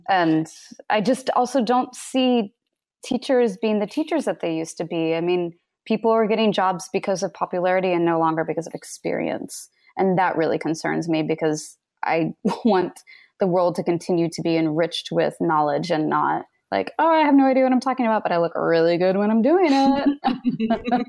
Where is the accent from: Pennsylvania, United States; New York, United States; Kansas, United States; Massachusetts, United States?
Kansas, United States; I grew up in Kansas